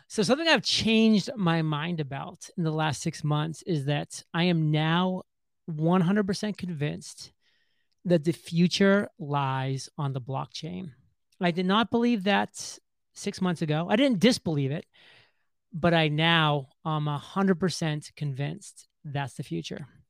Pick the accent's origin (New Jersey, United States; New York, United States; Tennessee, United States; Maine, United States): Maine, United States; southern; I grew up in Maine, just a country boy from a very small town in southern Maine